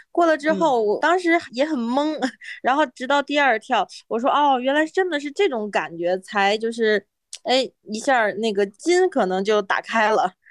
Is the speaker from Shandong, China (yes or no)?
no; Beijing, China; 我是来自北京